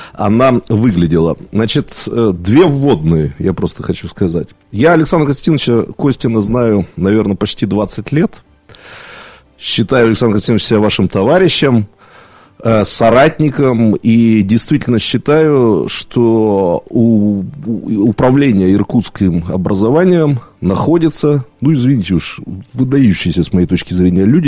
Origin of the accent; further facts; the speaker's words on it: Irkutsk, Irkutsk Oblast, Russia; как иркутянин